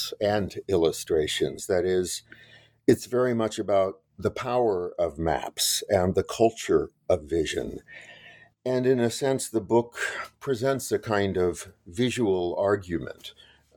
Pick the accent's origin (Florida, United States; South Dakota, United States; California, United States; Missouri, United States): California, United States; Los Angeles; I grew up in West Los Angeles